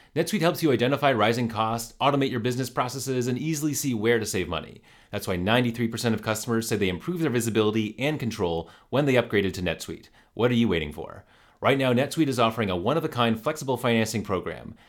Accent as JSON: {"language": "English", "region": "New York", "country": "United States", "tie": "born or raised there", "said": "growing up in New York and going to a lot of Rangers games."}